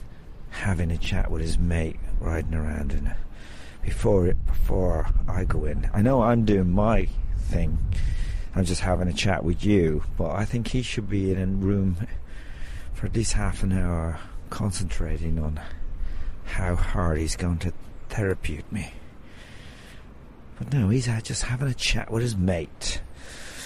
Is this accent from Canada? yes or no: no; Tuam, Connacht, Ireland; I was born in Tuam